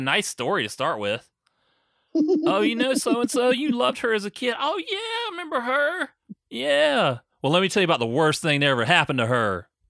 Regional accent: South Carolina, United States; We're both from South Carolina, so I'll take some credit. He learned it from me.

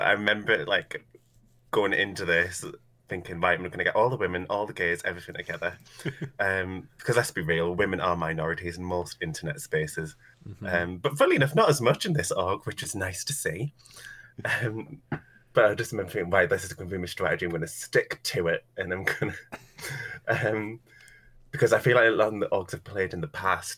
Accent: United Kingdom; I'm British, I work as a drag queen

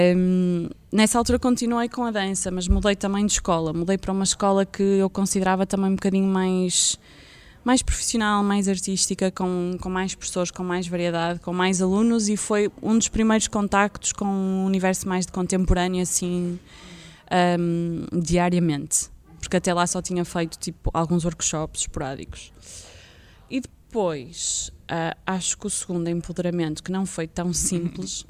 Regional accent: Vila Nova de Gaia, Porto District, Portugal; eu nasci em Gaia

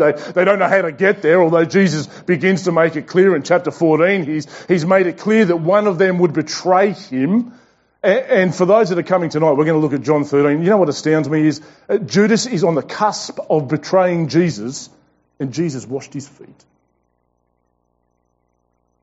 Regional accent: Tasmania, Australia; now in Brisbane, Australia; We are not from Brisbane. We're from Tasmania

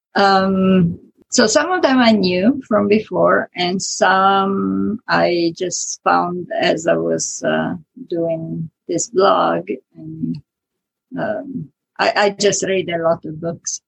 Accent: Italy; accent: Italian; English is a second language; moved away as an adult; now in United States; I was born in Italy, born and raised in Italy, so I never get rid of the Italian accent

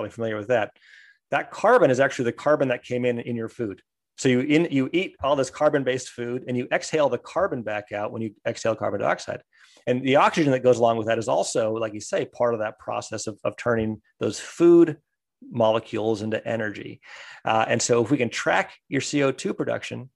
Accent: United States; growing up in the States

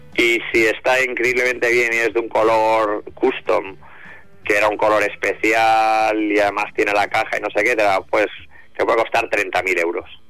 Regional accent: Spain; siendo español

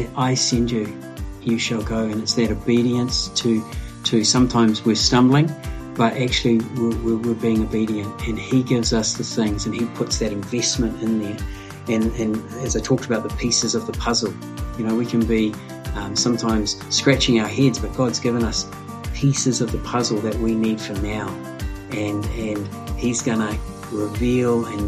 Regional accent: New Zealand; born or raised there; also born or lived in Scotland / Japan

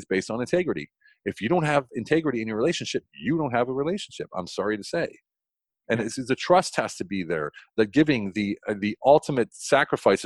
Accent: United States; moved away as an adult; now in Germany; I don't want to bash my home country

